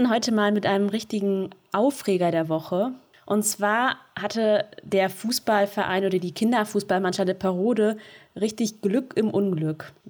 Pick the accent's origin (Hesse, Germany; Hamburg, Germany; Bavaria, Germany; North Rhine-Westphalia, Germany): North Rhine-Westphalia, Germany; Ich komme ja gar nicht aus der Gegend, komme vom Niederrhein.